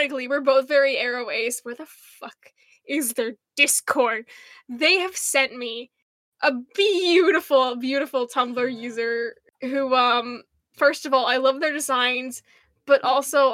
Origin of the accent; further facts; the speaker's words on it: United States; now in St. Louis, United States; We're American.